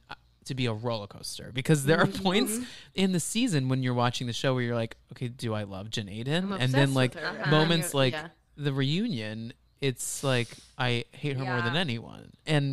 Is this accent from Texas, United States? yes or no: yes; Dallas, Texas, United States; from growing up in Dallas